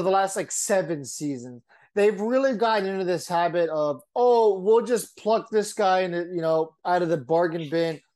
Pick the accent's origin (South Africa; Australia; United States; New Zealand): United States; San Diego, California; I'm from San Diego.